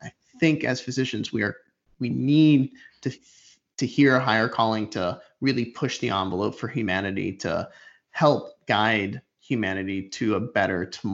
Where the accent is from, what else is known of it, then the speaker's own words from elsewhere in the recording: Puerto Rico; I grew up in Puerto Rico